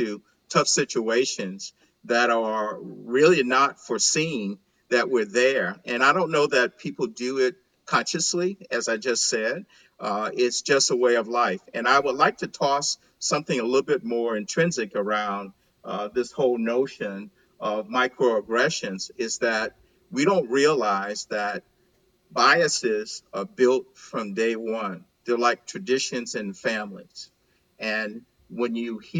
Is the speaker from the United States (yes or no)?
yes; Montgomery, Alabama, United States; moved away as an adult; also born or lived in Chicago, Illinois; now in Texas, United States; I'm born and raised in Montgomery, Alabama